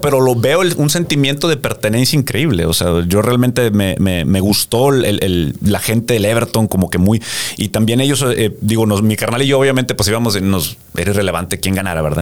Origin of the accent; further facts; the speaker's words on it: Mexico; also born or lived in United States; como mexicano de acá